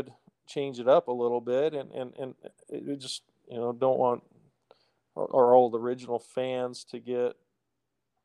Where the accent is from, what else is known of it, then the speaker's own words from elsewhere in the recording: Portland, Oregon, United States; I was born and raised in Portland